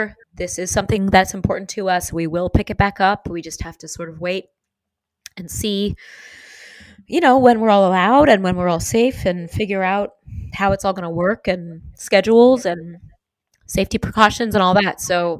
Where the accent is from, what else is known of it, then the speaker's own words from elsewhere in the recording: New York, United States; Because of growing up in New York, I can be in a new city or a new town and very, very quickly understand the lay of the land.